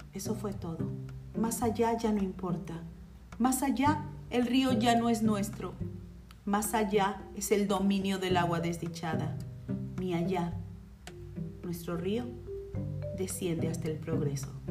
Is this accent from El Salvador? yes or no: no; Mexico; mi México